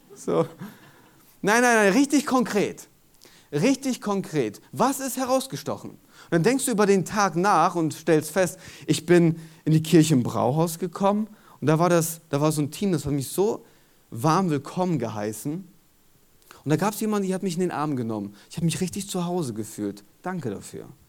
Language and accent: German; Germany; in unserer DNA als Deutsche